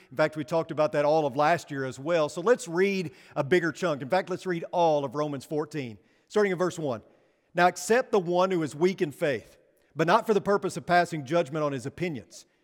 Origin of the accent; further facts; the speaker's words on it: Northeast Arkansas, United States; moved away; growing up in Northeast Arkansas